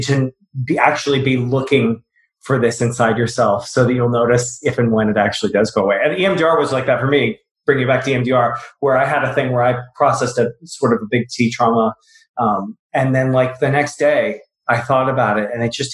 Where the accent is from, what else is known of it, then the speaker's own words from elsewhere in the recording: the South, United States; I grew up in the South